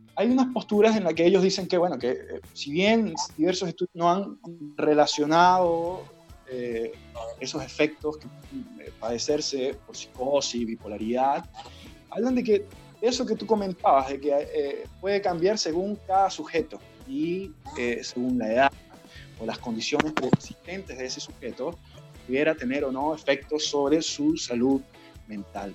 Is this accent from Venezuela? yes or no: yes; Venezuela; now in Chile; yo, eh, que soy venezolano